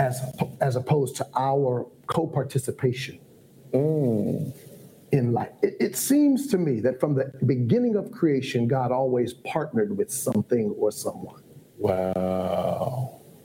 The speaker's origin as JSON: {"language": "English", "region": "Ohio", "country": "United States", "tie": "born or raised there", "moved": "as an adult", "lives_now": "Atlanta, United States", "said": "I was raised in Ohio. How I ended up in Atlanta was Morehouse College"}